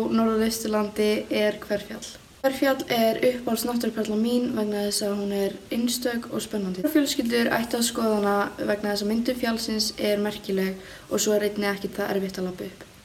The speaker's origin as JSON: {"language": "Icelandic", "area": "Mývatnssveit", "region": "Northeastern Region", "country": "Iceland", "said": "ég er frá Mjósveit sem er á norðausturlandi"}